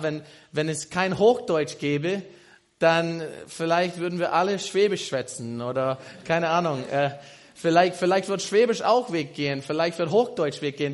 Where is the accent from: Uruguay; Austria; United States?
United States; German is a second language; moved away as an adult; now in Germany; Ich komme aus den USA, aus Amerika, bin hier in Doxadeo seit, oh, äh, ich glaube, knapp vier Jahren